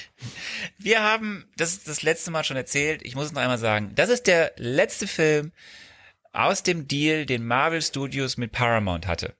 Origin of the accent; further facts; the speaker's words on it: Archdiocese of Cologne, North Rhine-Westphalia, Germany; wir kommen ja beide aus dem Bistum Köln.